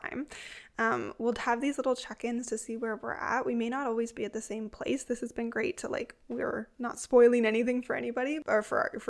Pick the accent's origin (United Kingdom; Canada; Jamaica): Canada; Toronto, Ontario; moved away as an adult; now in Ottawa, Canada; I grew up in Toronto. I haven't lived in Toronto in almost 10 years